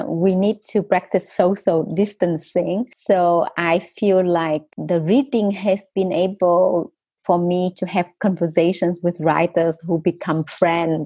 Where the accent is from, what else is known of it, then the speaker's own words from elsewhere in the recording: Vietnam; English is a second language; moved away as an adult; also born or lived in Australia / United Kingdom; the stories that I heard from growing up in North Vietnam as well as South Vietnam